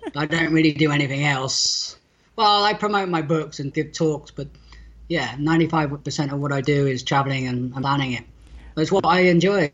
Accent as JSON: {"language": "English", "area": "near Bristol", "region": "South West England", "country": "United Kingdom", "said": "I'm from southwest England, near a city called Bristol"}